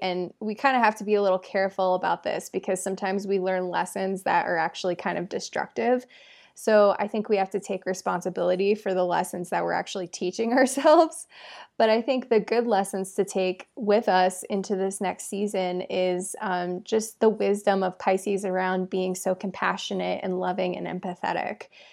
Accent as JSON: {"language": "English", "region": "England", "country": "United Kingdom", "tie": "born or raised there", "said": "my family is from England and I was born in England"}